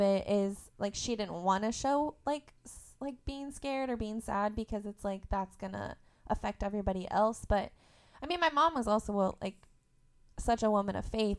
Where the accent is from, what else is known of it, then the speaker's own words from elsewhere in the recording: Indiana, United States; also born or lived in Tennessee; I went to school in Tennessee, and I grew up in Indiana